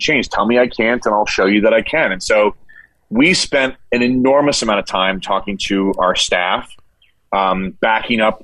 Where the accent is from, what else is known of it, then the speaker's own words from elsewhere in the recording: Northeast, United States; moved away; I'm from the Northeast and we call everybody guys